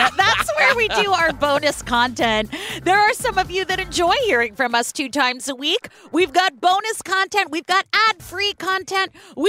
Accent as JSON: {"language": "English", "region": "California", "country": "United States", "said": "I am from California."}